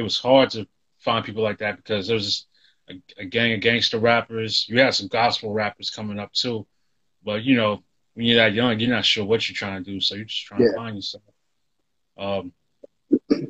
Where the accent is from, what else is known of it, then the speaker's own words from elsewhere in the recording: Nashville, Tennessee, United States; moved away as an adult; now in Washington, D.C., United States; originally born and raised in Nashville, Tennessee, South Side, borderline of Antioch.